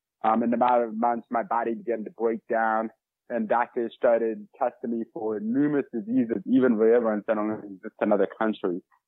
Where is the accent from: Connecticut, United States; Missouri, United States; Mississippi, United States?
Missouri, United States; St. Louis; I'm from St. Louis, Missouri.